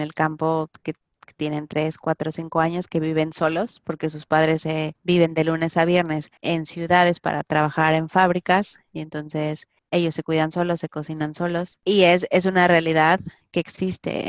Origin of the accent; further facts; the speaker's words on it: Mexico; como mexicana